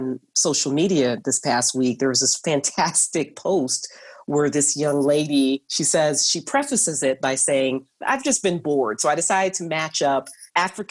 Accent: Kingston, Jamaica; moved away; I was born and raised in Kingston, Jamaica.

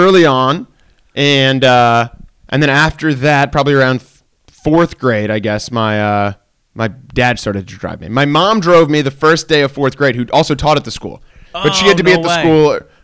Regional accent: Montclair, New Jersey, United States; I grew up in Montclair, New Jersey.

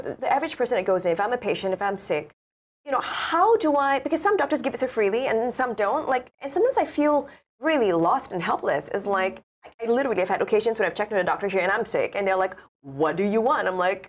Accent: Singapore; I'm from Singapore

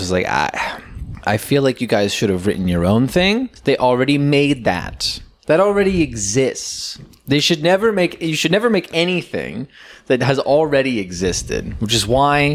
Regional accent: Pennsylvania, United States; moved away; when I was growing up in Pennsylvania

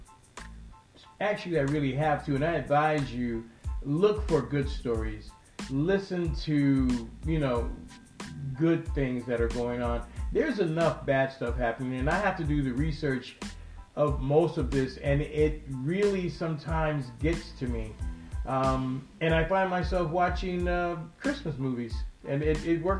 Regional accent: United States; I'm an American

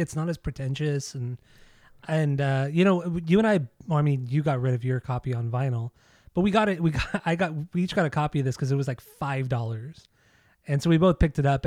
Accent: Southern California, United States; growing up in Southern California, listening to K-Rock

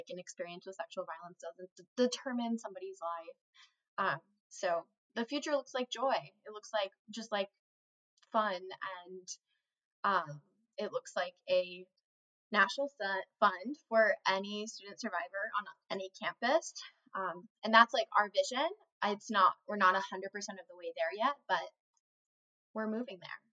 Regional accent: Colorado, United States; moved away; I'm originally from Colorado

